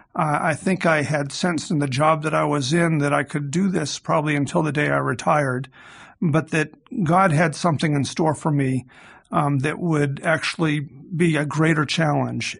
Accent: Massachusetts, United States; I grew up in Massachusetts

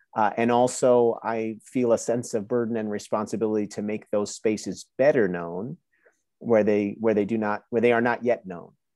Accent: New Jersey, United States; now in Waco, United States; I was born and raised in New Jersey, but had a Honduran family

